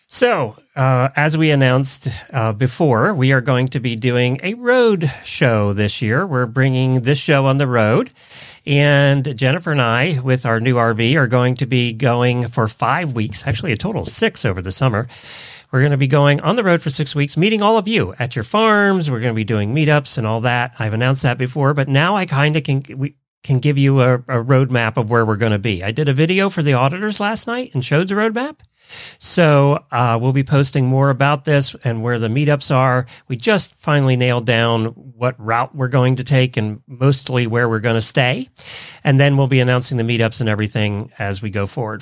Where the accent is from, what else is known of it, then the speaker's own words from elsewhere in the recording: Intercourse, Pennsylvania, United States; moved away; You knew I grew up in Lancaster County, Pennsylvania. Well, we lived right out of Intercourse, Pennsylvania.